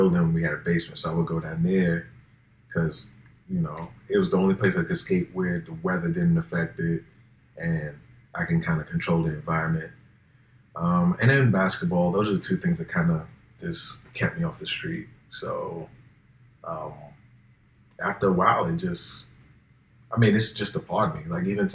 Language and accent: English; New York City, New York, United States; I'm from here. Like you. Like, I'm raised here.